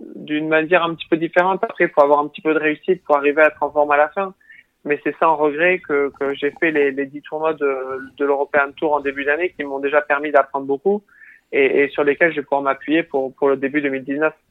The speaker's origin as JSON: {"language": "French", "town": "Tarbes", "region": "Occitania", "country": "France", "also_born_or_lived": "United States", "said": "je suis rentré chez moi à Tarbes"}